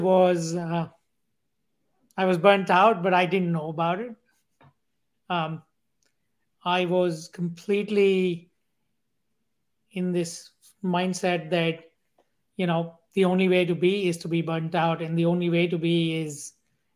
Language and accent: English; India; growing up in India as part of a billion people